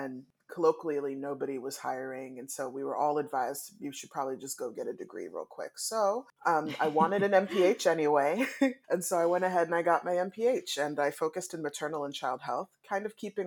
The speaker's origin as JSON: {"language": "English", "area": "DC metro area", "region": "Maryland side", "country": "United States", "tie": "born or raised there", "said": "I was born and raised in the DC metro area on the Maryland side of the DMV"}